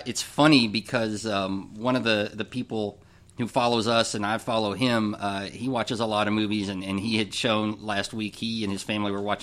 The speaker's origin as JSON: {"language": "English", "region": "Kentucky", "country": "United States", "said": "we're from Kentucky."}